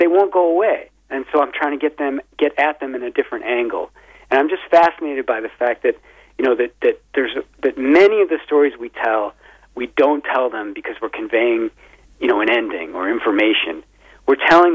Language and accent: English; Midwest, United States; also born or lived in Wisconsin; now in Vermont, United States; I live in Vermont, and, you know, although I'm from the Midwest, spent a lot of time in Wisconsin